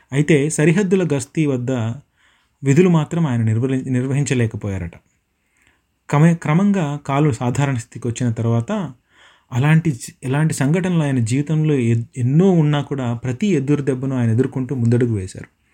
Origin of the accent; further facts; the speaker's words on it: Madanapalle, Andhra Pradesh, India; now in Dunedin, New Zealand; మా ఊరు మదనపల్లికి దగ్గరగా ఉండేటువంటి